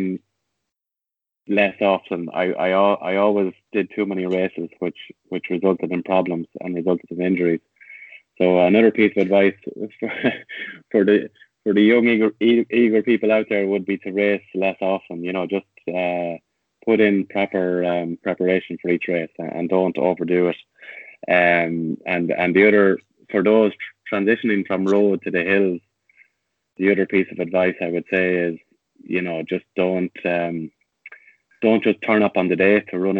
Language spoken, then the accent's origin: English; Tullamore, County Offaly, Ireland; I'm from Tullamore, so I've always had that affection for my hometown club